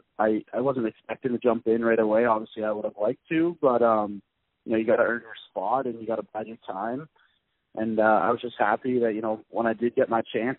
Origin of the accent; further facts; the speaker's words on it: Peterborough, Ontario, Canada; moved away as an adult; now in Denver, United States; where I'm from, like in Peterborough, it's a pretty small town